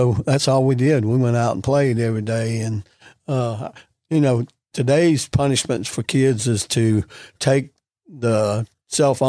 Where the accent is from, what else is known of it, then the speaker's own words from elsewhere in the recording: Gulfport, Mississippi, United States; also born or lived in Ocala, Florida; I grew up right here in Gulfport.